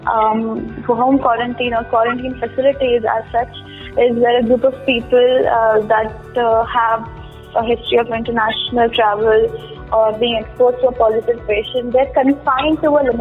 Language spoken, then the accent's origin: English; Mysore, Karnataka, India; I'm from Mysore, okay. Karnataka